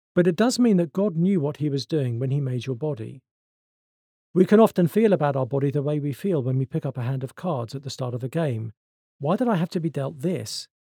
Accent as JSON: {"language": "English", "country": "United Kingdom", "said": "I'm British"}